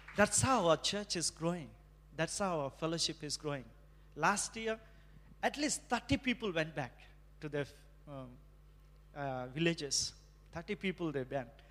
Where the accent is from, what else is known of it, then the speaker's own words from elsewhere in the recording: India; moved away; as an Indian